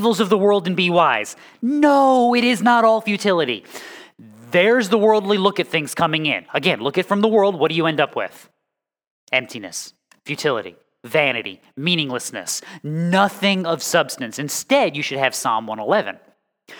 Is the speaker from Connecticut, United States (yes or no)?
yes; Connecticut, United States; moved away; also born or lived in North Carolina; I am from Connecticut, and then I lived for 10 years, give or take, in Connecticut, and then 25 years, give or take, in North Carolina